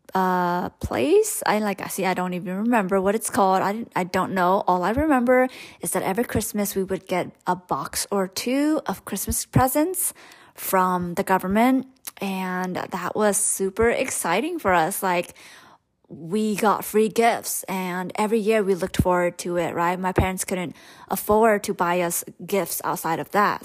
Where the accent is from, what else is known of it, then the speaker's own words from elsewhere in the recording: Stockton, California, United States; first language Hmong; English is a second language; grew up in Stockton, California